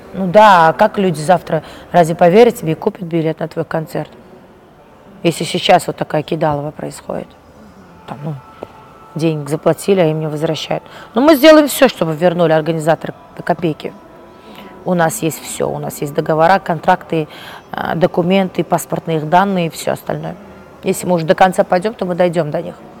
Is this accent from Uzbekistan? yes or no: yes; Uzbekistan; moved away; also born or lived in London; я настолько скучала по своей стране